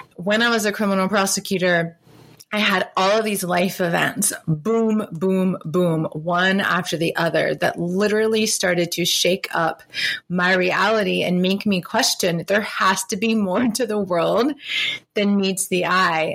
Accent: South Carolina, United States; moved away; also born or lived in Boston / Charlotte, North Carolina; growing up in South Carolina

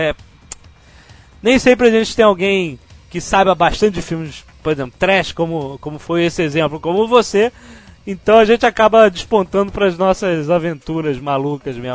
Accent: Campinas, São Paulo, Brazil; also born or lived in Bahia; sou de Campinas, mas dois meses atrás eu morava em Whatever, Bahia

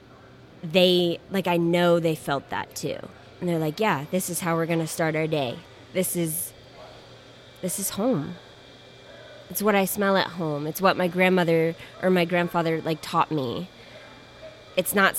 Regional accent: Maine, United States; I grew up in Wabanaki territory, so what is now Maine.

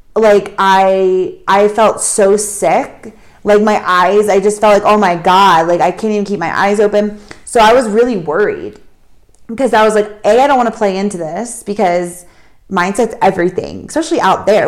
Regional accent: United States; We come from the States

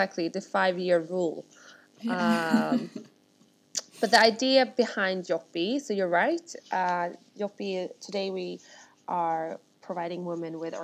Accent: Stockholm, Stockholm County, Sweden; moved away as an adult; now in London, United Kingdom; I'm born and raised in Sweden, with Russian parents, and I grew up in Stockholm

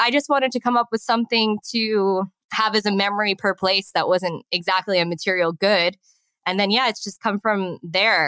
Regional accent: West Islip, New York, United States; moved away as an adult; now in Chiang Mai, Thailand; I grew up in West Islip, New York, on Long Island

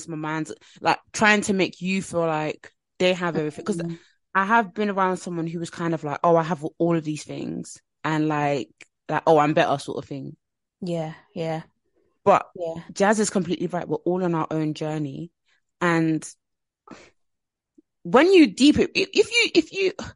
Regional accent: Nigeria; I'm Nigerian

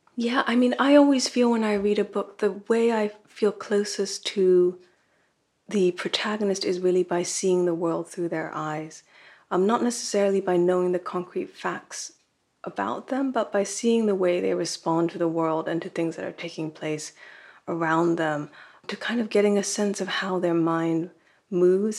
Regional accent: California, United States; first language Japanese; I grew up in California, but my parents were both immigrants to this country

